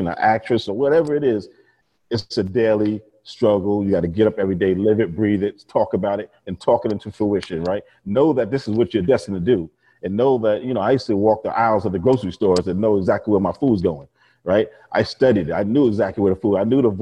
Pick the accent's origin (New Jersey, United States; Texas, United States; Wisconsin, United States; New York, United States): New York, United States; New York and Long Island, United States; I grew up and born and raised in New York and Long Island.